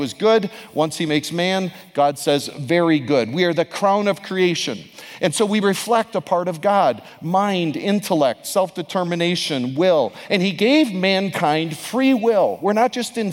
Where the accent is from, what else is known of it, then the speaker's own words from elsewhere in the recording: United States; now in Canada; my home country to the south